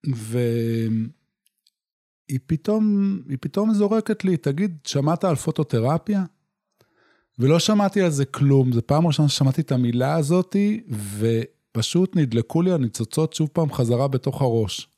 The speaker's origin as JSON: {"language": "Hebrew", "town": "Yotvata", "region": "Southern District", "country": "Israel", "tie": "born or raised there", "moved": "as an adult", "said": "גדלתי בקיבוץ יוטבתה"}